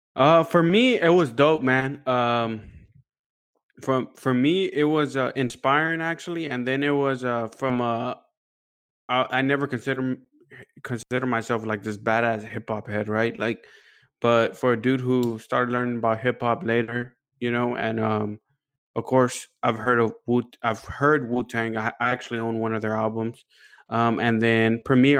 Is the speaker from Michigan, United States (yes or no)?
no; Houston, Texas, United States; we're from Houston